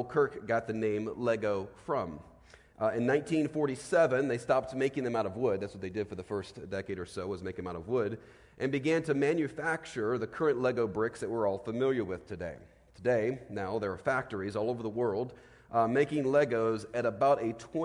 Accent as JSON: {"language": "English", "region": "Virginia", "country": "United States", "tie": "born or raised there", "said": "As a kid, I grew up in Virginia"}